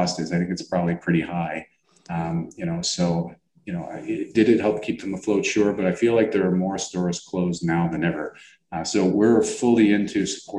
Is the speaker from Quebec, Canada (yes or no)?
no; Toronto, Ontario, Canada; I grew up around Pape and Danforth and it used to be all Greek stores